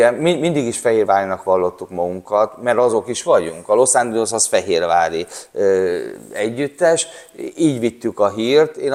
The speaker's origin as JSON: {"language": "Hungarian", "town": "Székesfehérvár", "region": "Fejér", "country": "Hungary", "said": "Mi, mi vidéki gyerekek ami mi Székesfehérvárról jöttünk."}